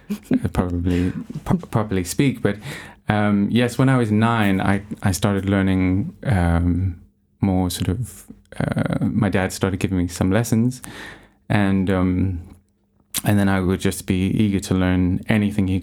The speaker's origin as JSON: {"language": "English", "country": "South Africa", "tie": "born or raised there", "also_born_or_lived": "Johannesburg, South Africa / Jeffreys Bay, Eastern Cape, South Africa", "moved": "as an adult", "said": "I am from South Africa and was born in Johannesburg. But when I was about 9 years old, my parents moved to the Eastern Cape, where they currently live now, in a little surfing town called Jeffreys Bay."}